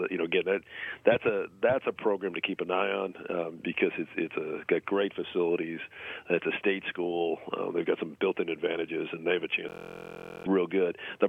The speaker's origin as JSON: {"language": "English", "region": "New Jersey", "country": "United States", "tie": "born or raised there", "moved": "yes", "lives_now": "Texas, United States", "said": "grew up on the East Coast, it's about a 4.5-hour drive from here to Letourneau. And, you know, where I grew up in New Jersey, that's 4 states."}